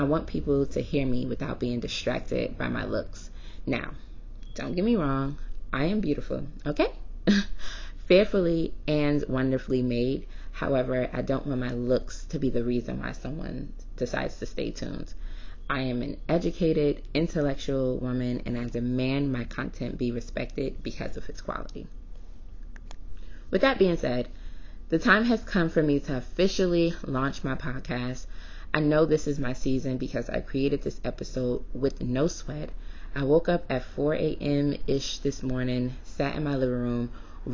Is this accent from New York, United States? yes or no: yes; New York City, New York, United States; moved away as an adult; also born or lived in New Orleans, Louisiana / Syracuse, New York; now I'm back in my hometown of Brooklyn, New York